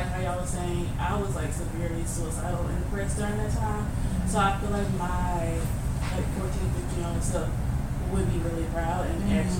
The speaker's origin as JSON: {"language": "English", "region": "Alabama", "country": "United States", "moved": "yes", "said": "I'm originally from Alabama."}